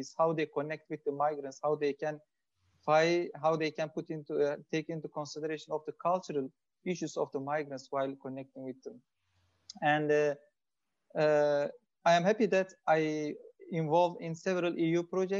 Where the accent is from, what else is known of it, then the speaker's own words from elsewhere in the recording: Turkey; moved away as an adult; now in Belgium; I am from Turkey, and since 2015, I have been living in Belgium.